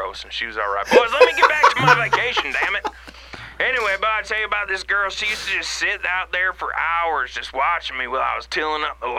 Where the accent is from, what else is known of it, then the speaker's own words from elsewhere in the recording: Newnan, Georgia, United States; moved away; my hometown of Noonan, Georgia.